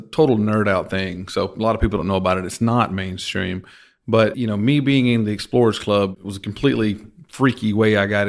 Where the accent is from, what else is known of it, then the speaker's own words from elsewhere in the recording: Georgia, United States; now in Texas, United States; I'm from Georgia, and I'm sure someone from Georgia, from my hometown, is going to hear this and have some ill will towards me for saying that.